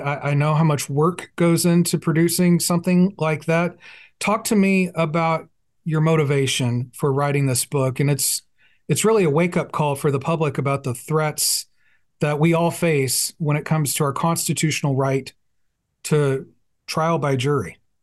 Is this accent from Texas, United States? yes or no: yes; Fort Worth, Texas, United States; We're both from Fort Worth